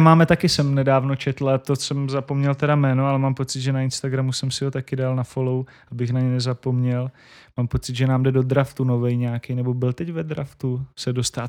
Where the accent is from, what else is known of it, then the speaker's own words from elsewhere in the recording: Šumperk, Olomouc Region, Czechia; moved away as an adult; V, v mém rodném městě tři, tři rodáci z toho města Šumperka děláme Majales